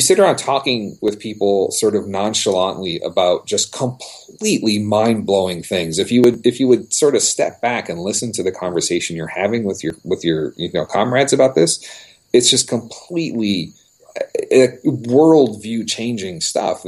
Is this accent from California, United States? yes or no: yes; Los Angeles, California, United States; I was a city boy. I grew up in Southern California, Los Angeles.